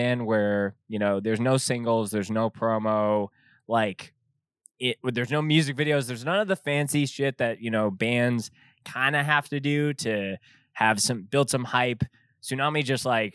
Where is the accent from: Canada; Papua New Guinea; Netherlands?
Canada; as a Canadian